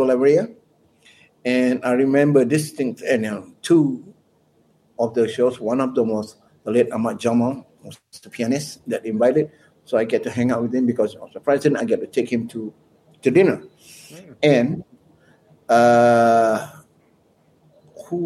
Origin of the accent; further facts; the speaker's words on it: Malaysia; moved away as an adult; I'm from Malaysia